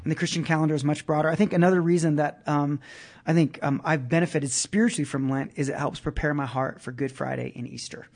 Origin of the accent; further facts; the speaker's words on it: Brazil; moved away; I grew up in Brazil, um, which was a very Catholic, uh, nation